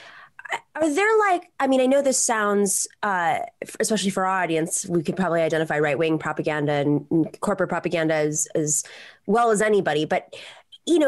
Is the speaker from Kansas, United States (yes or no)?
no; New York, United States; I'm from New York